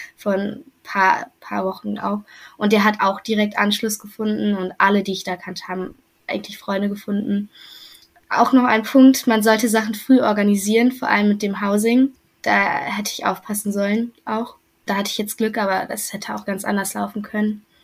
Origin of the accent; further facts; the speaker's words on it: Germany; accent: German; mein deutscher Akzent ist definitiv noch da, der wird auch nicht mehr weggehen.